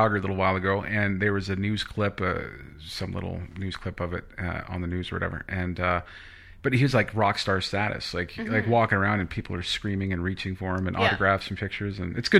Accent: United States; speaking from like the States anyway, being an American

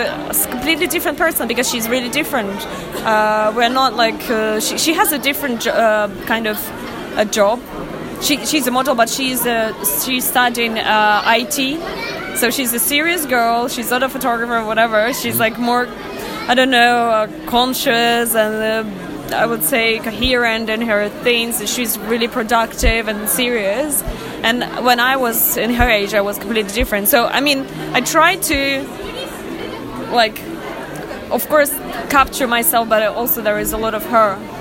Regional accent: Russia; English is a second language; moved away; I'm originally Russian

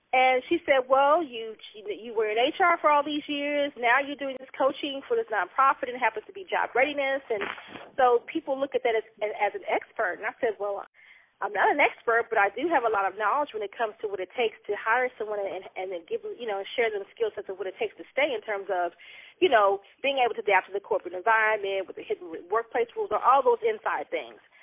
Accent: Oklahoma City, Oklahoma, United States; now in Cincinnati, United States; I am originally from Oklahoma City

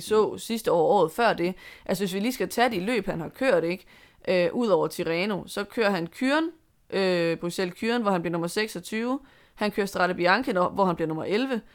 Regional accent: Denmark; som danskere

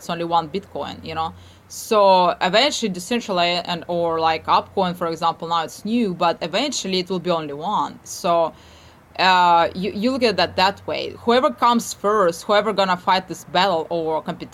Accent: Odesa, Odesa Oblast, Ukraine; now in Arizona, United States; I came from Odessa in Ukraine

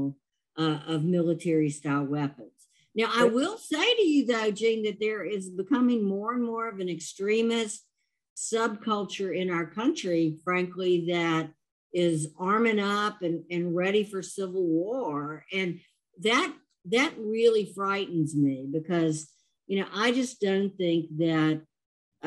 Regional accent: Louisiana, United States; I'm from Louisiana

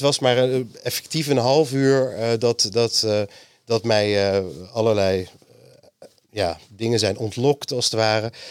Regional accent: Amsterdam, North Holland, Netherlands; Ik ben geboren in Amsterdam

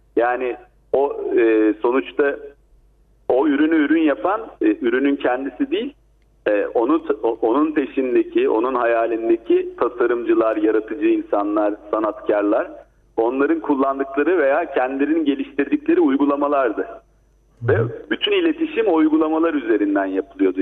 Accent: Black Sea Region, Turkey

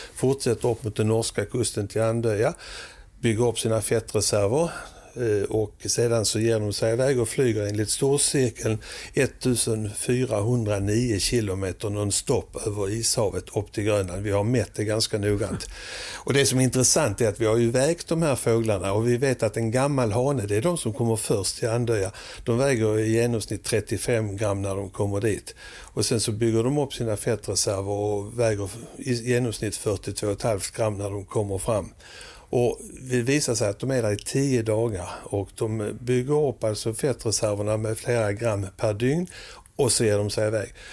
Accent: Sweden; moved away as an adult; also born or lived in Oslo, Norway; vi svenskar

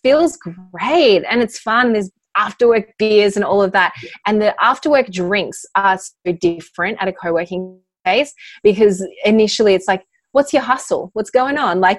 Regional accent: Australia; now in California, United States; I'm actually an Aussie.

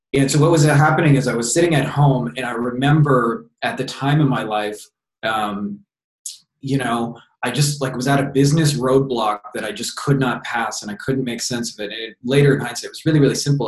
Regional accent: Windsor, Ontario, Canada; just moved back to my hometown of Windsor, Ontario, Canada

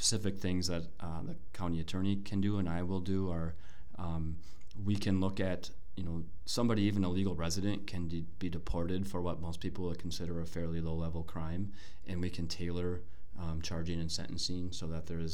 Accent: Brooklyn Center, Minnesota, United States; I grew up in Brooklyn Center.

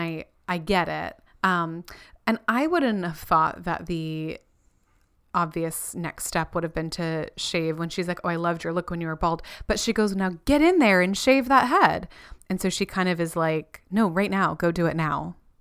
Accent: Florida, United States; also born or lived in California; I was born in California and grew up in Florida

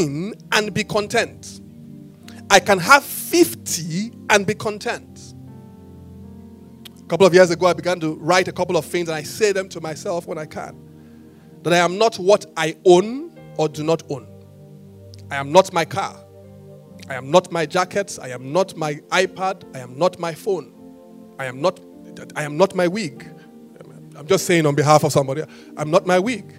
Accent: Benin City, Edo, Nigeria; I was born in Benin

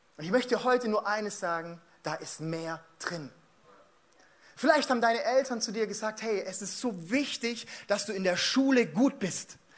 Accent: Stuttgart, Baden-Württemberg, Germany; also born or lived in Mannheim; ich bin Schwabe. Ja, ich bin in Stuttgart geboren

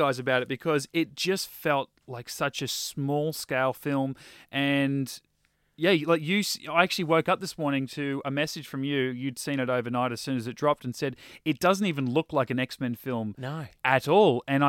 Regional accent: Australia; Hugh being another Aussie

